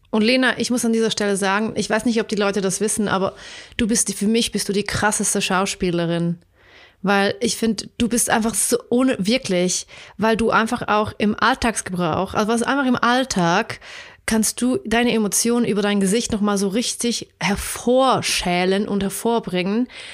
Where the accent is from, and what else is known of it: Switzerland